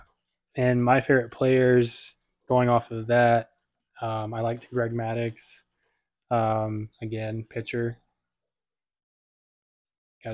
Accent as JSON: {"language": "English", "region": "Virginia", "country": "United States", "tie": "born or raised there", "also_born_or_lived": "Florida", "moved": "as an adult", "said": "I grew up in Virginia"}